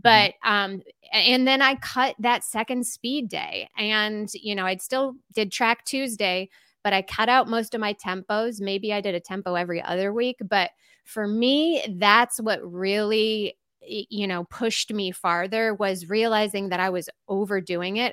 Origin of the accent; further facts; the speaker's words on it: Glen Ellyn, Illinois, United States; moved away as an adult; now in Asheville, United States; I'm originally from Glen Ellen, Illinois